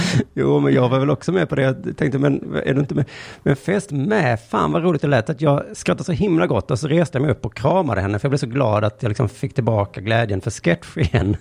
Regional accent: Skåne, Sweden; jag är liksom skåning från längst ner i landet

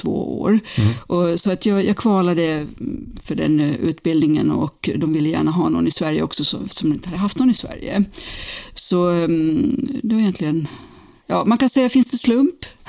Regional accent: Finland; moved away; also born or lived in United States; jag är från Finland från början

